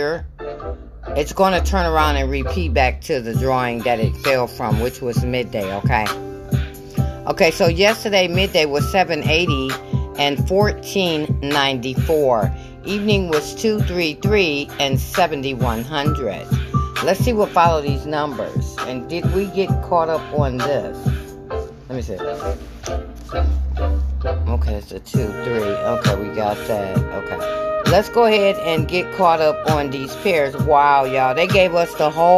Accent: Michigan, United States; I'm from Michigan

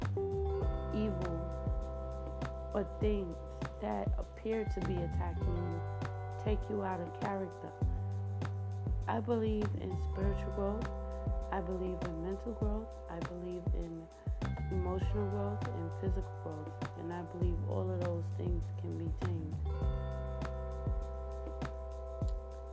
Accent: New York City, New York, United States; I'm from Brooklyn, New York.

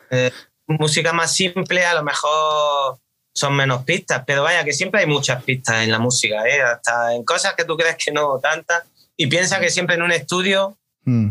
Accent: Granada, Andalusia, Spain; Nosotros más concretamente somos de, somos de Granada capital, pero veraneamos, bueno, yo voy todos los veranos al pueblo de mis padres, que está en la costa

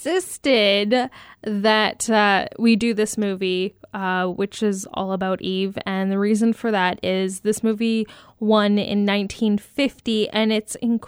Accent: Hamilton, Ontario, Canada; Hamilton, Ontario, which is my hometown

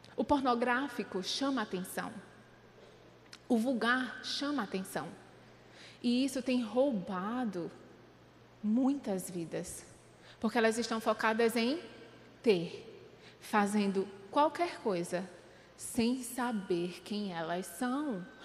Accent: Paraíba, Brazil; Eu nasci ali na Paraíba, eu sou paraibana

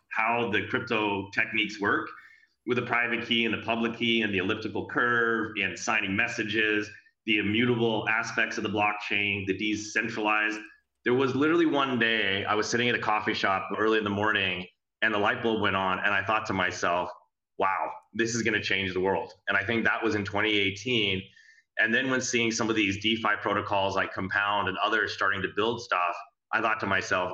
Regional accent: San Francisco, California, United States; I'm from San Francisco, living in San Francisco

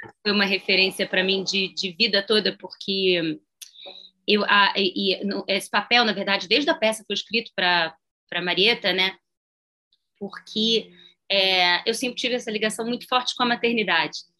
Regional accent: Brazil; sou brasileira

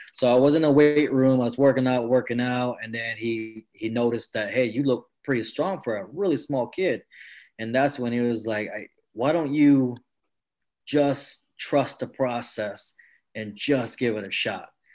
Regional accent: Maryland, United States; also born or lived in French Camp, California; mom just took me and my sister to, to Maryland, and that's where we stayed.

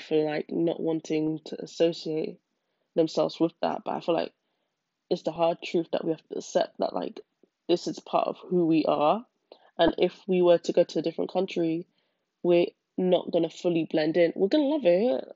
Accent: United Kingdom; being part white and being from Britain

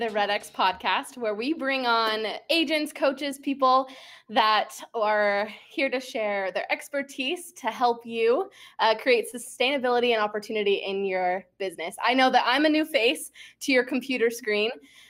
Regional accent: Texas, United States; I am from Texas and I'm very proud of it.

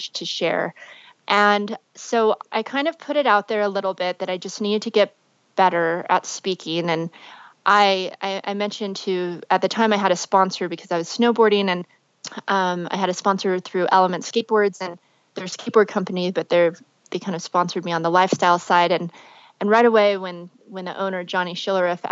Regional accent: Las Vegas, Nevada, United States; I grew up in Las Vegas.

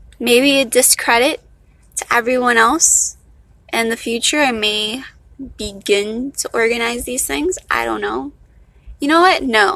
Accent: Miami, Florida, United States; accent: valley girl; I'm from Miami, not a Miami girl. I'm from Miami. So I guess this is the accent we Miamians have.

